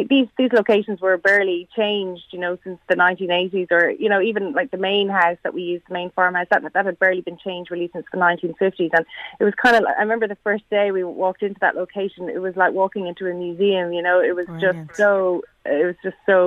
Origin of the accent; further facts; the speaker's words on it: County Meath, Leinster, Ireland; now in Dublin, Ireland; I'm from Meath, you know, originally living in Dublin now, but I'm from near Trim